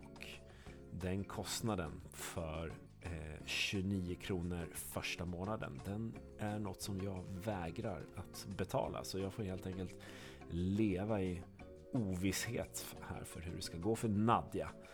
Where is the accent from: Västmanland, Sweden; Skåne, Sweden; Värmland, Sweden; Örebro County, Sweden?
Skåne, Sweden; som skåning